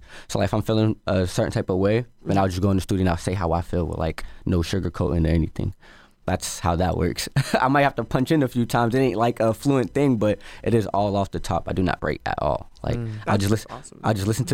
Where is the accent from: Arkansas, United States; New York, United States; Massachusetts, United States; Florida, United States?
Massachusetts, United States; Boston; I'm an artist from Dorchester.